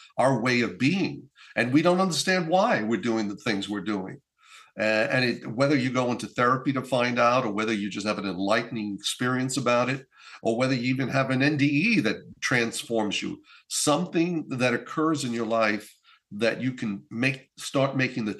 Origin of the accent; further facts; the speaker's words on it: northern Italy, Italy; moved away; I was in my hometown in Italy, in northern Italy